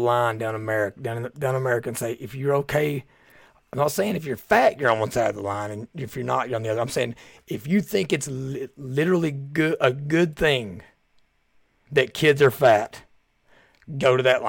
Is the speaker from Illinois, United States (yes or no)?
no; Kentucky, United States; I can talk about this issue because I'm from Southeast Kentucky.